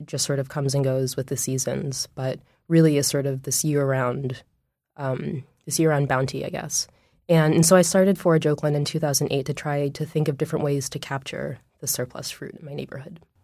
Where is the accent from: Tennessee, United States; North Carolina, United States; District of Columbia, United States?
District of Columbia, United States; Washington; moved away as an adult; now in Oakland, United States; I grew up in Washington, D C